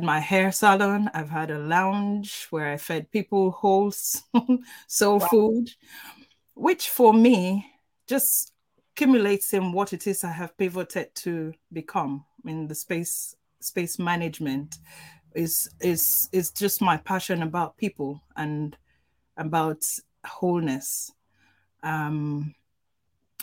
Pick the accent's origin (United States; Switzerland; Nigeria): Nigeria; I'm Nigerian and we are brought up culturally